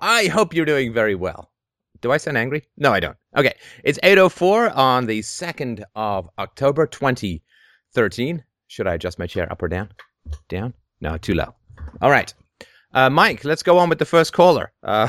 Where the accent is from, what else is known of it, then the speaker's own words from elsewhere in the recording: Canada; also born or lived in England; I grew up in England, and I grew up in Canada. I grew up in England in the socialist 70s